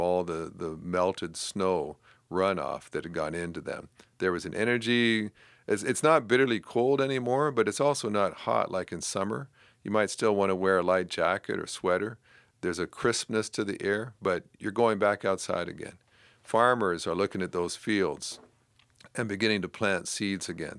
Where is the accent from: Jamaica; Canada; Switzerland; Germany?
Canada; I grew up in Canada